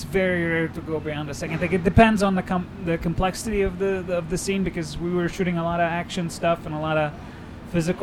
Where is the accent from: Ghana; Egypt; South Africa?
Egypt; Cairo, Cairo Governorate; moved away; I was born and raised in Cairo, and I speak Arabic fluently.